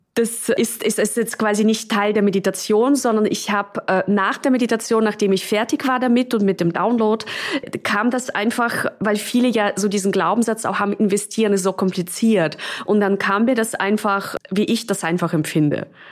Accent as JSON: {"language": "German", "country": "Russia", "tie": "born or raised there", "also_born_or_lived": "Czech Republic / London / Munich", "moved": "yes", "said": "Also ich bin ja in, in Tschechien geboren und in Russland aufgewachsen."}